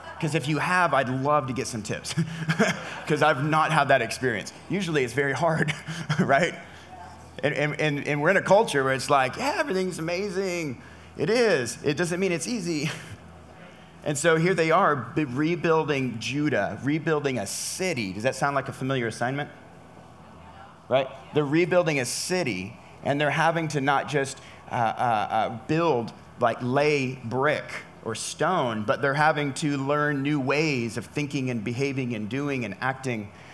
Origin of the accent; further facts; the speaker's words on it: California, United States; I'm from California